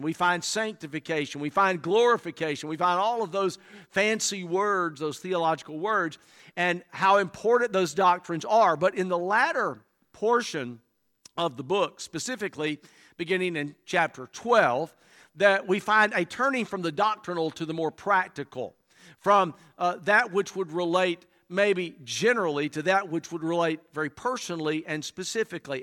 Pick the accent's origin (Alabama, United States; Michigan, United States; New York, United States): Alabama, United States; moved away as an adult; now in South Carolina, United States; I was born and reared in Alabama